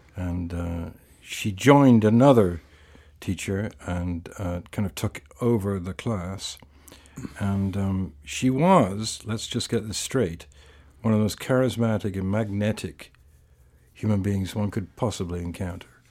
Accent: England, United Kingdom; I was brought up in England in a fairly sort of political, intellectual family

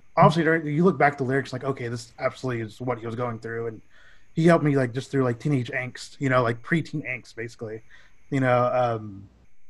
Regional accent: Dallas, Texas, United States; we're all from Dallas.

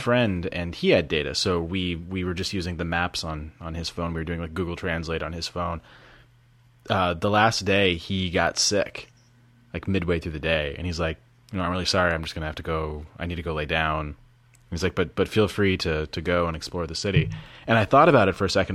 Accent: United States; being yelled at by a guy in French for being American

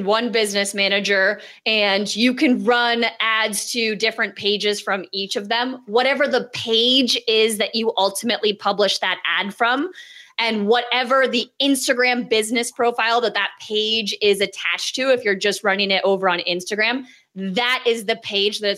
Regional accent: Canada; I'm Canadian

